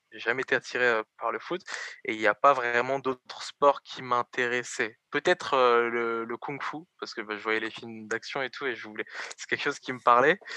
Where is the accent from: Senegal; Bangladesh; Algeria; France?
France; Évry, Île-de-France; Bon, bah alors moi j'ai grandi à Évry. Donc je suis né à Évry